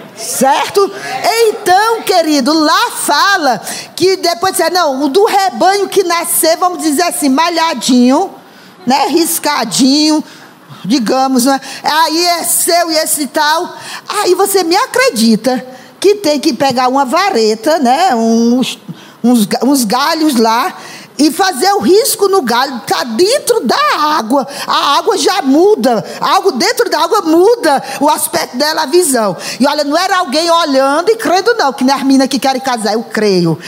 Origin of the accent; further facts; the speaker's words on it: Ceará, Brazil; also born or lived in Rio de Janeiro; now in São Paulo, Brazil; quando eu estudei português, né, na escola primária do governo do estado do Ceará